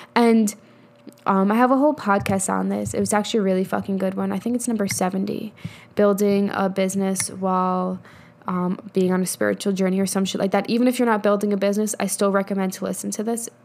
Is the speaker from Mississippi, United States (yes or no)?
no; New York, United States; also born or lived in Colorado; now in Texas, United States; I'm from New York, but whatever. I live in Texas now.